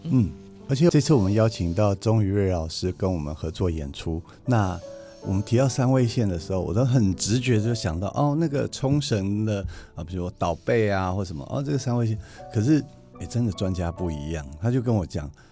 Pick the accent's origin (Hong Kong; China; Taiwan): Taiwan; 这是指我们的家乡，台湾